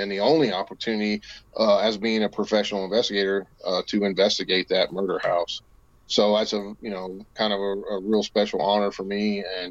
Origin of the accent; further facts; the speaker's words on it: West Virginia, United States; here in the Mountain State, my home state of West Virginia.